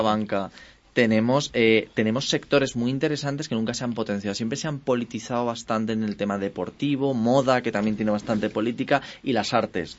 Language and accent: Spanish; Spain; nosotros en España